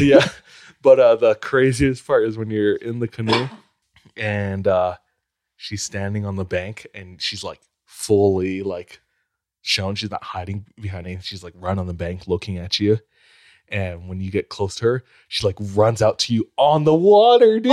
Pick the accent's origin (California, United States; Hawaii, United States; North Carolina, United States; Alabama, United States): Hawaii, United States; born or raised there